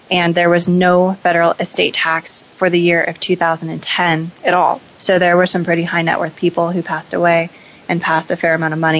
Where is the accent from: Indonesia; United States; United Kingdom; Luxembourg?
United States; Seattle, Washington; Sure. I grew up in Seattle. I'm a local from here